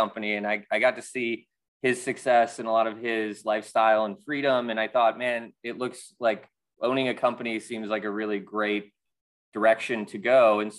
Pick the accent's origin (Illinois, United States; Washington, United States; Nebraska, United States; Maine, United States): Illinois, United States; Chicago; also born or lived in Wisconsin / Atlanta, United States / New York, United States; now in Philadelphia, United States; Yeah, I grew up in the Midwest in Chicago and Wisconsin, and then I moved to Atlanta, and then I went to school in New York, and then I basically moved to Philadelphia after college.